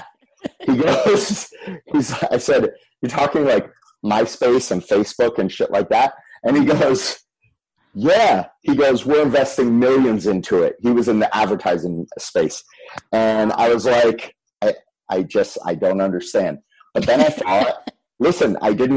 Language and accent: English; Fort Lauderdale, Florida, United States; also born or lived in Michigan; I was born in Michigan. And then we moved to Fort Lauderdale when I was three